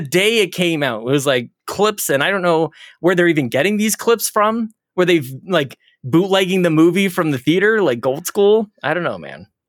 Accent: Canada; I'm Canadian

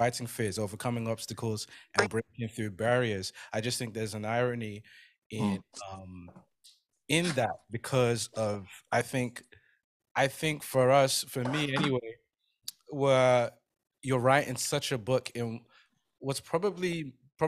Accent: London, United Kingdom; I was born and brought up in London, but I was born in a Nigerian household

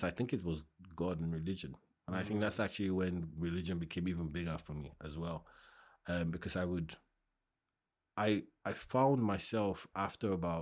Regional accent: Ikorodu, Lagos, Nigeria; now in United Kingdom; I grew up in Ikorodu

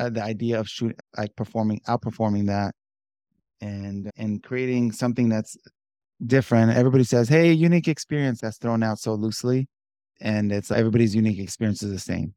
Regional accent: Southern California, United States; born and raised in Southern California.

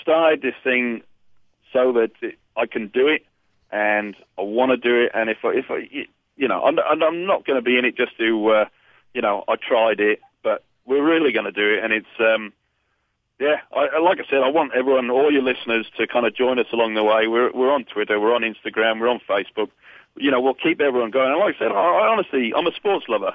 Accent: Newport, Wales, United Kingdom; I'm from Newport in South Wales

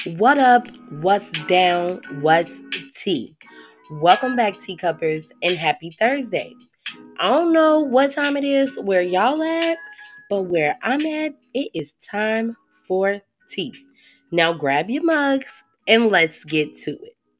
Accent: Chicago, Illinois, United States; I'm from Chicago

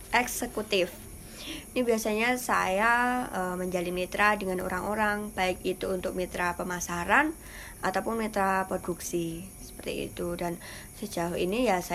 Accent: Parangtritis, Special Region of Yogyakarta, Indonesia; now in Sleman, Indonesia; saya dari Polda, Polda Datan, Parantritis.

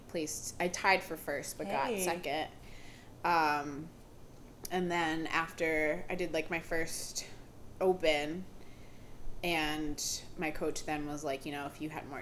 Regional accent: Albany, New York, United States; also born or lived in Puerto Rico; Albany, New York

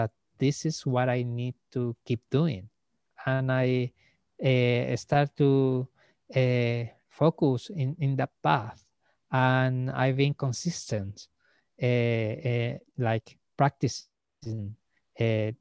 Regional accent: Iquique, Tarapacá, Chile; moved away as an adult; Like now I'm back to my hometown. I'm back in Iquique

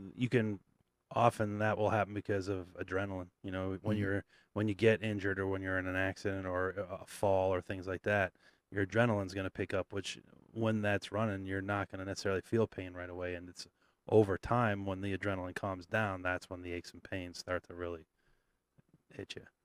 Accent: Vermont, United States; I grew up on the East Coast in Vermont

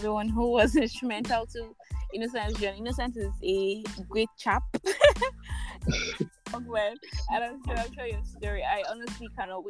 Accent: Nigeria; I am the Nigerian Christian Doc-holic.

